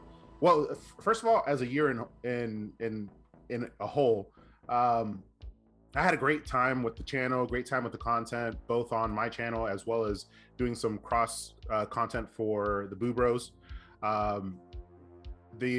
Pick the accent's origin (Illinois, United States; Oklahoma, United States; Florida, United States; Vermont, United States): Florida, United States; moved away; I was born in Florida